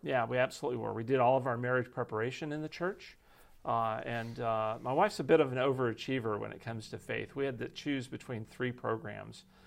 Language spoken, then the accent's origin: English; Texas, United States; moved away; my wife and I grew up in Texas